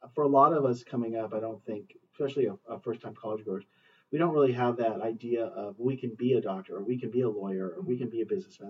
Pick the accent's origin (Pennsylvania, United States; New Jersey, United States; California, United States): California, United States; Hacienda Heights; moved away as an adult; also born or lived in Ventura County / Lancaster; I grew up in Hacienda Heights, which is in the San Gabriel Valley on the east side of Los Angeles.